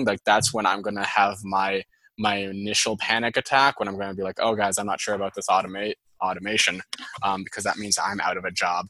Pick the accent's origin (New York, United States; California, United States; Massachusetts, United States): Massachusetts, United States; Andover; accent: Boston; also born or lived in Boston; my Boston accent